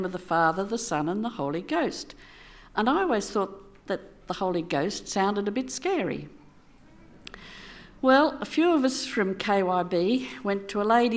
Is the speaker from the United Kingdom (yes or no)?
no; Sydney, New South Wales, Australia; moved away as an adult; I grew up in Sydney, attending a Presbyterian church